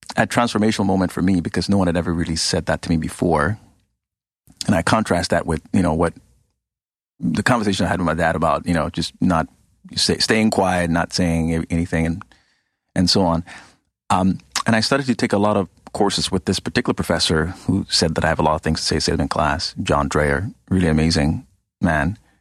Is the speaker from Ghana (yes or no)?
yes; Ghana; moved away; I grew up in Ghana, West Africa.